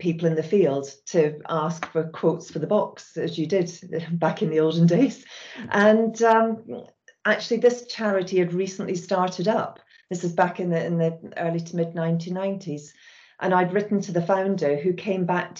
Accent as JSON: {"language": "English", "region": "Scotland", "country": "United Kingdom", "tie": "born or raised there", "moved": "as an adult", "lives_now": "England", "said": "You can possibly hear from my accent that I was brought up and raised in Scotland"}